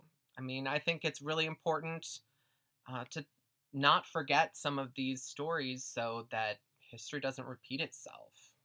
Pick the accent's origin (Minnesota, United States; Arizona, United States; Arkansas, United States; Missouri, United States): Minnesota, United States; Twin Cities; I grew up just outside the Twin Cities here in Minneapolis and St. Paul